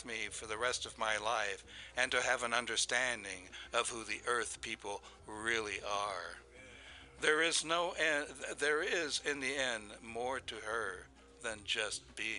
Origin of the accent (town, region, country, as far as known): Fort Recovery, Ohio, United States; born or raised there